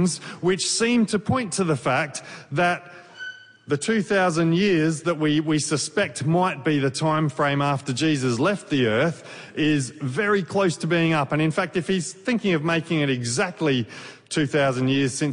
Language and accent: English; Victoria, Australia; we're from Victoria